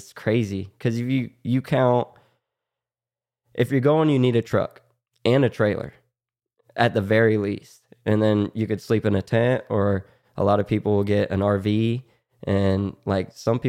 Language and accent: English; Florida, United States; Growing up in Florida, no one really wears helmets down here.